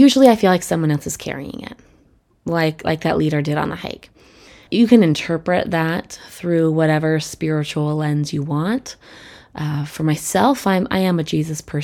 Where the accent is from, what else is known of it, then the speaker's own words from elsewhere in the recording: Colorado, United States; I grew up in Colorado, which is beautiful for hikers.